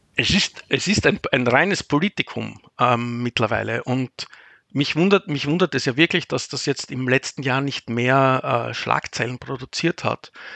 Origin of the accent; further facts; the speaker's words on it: Vienna, Austria; moved away as an adult; now in Cologne, Germany; als Österreicher oder als Wiener